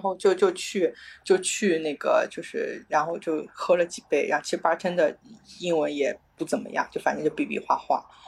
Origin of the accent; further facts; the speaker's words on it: China; 我从中国来